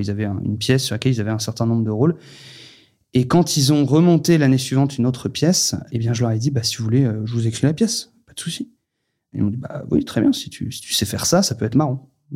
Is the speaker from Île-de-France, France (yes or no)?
yes; Paris, Île-de-France, France; moved away; also born or lived in Vendée; moi, je suis né à Paris, j'ai grandi à Paris